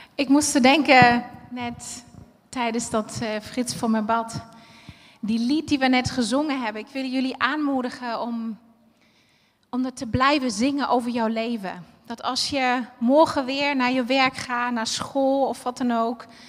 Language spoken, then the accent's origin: Dutch; Berlin, Germany; moved away; Ik ben eh, geboren en opgegroeid in Berlijn